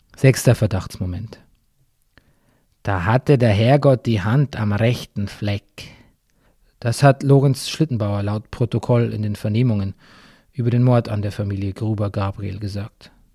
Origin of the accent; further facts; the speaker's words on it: Bavaria, Germany; in meiner Heimat Bayern